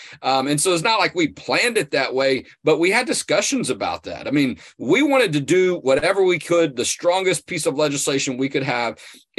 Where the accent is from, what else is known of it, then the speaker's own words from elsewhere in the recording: Texas, United States; I'm from Texas